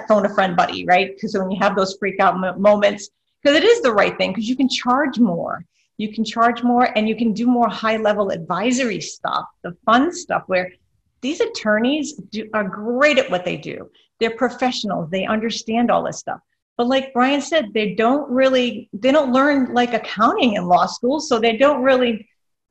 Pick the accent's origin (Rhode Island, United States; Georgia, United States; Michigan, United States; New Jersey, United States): Rhode Island, United States; now in Florida, United States; I'm from Rhode Island originally